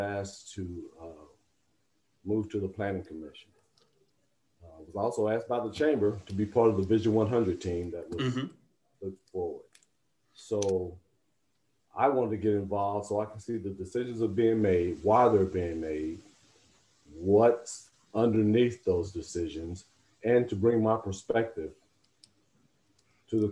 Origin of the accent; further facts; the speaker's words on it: Tulsa, Oklahoma, United States; also born or lived in Florida; now in Arkansas, United States; I grew up in Tulsa, Oklahoma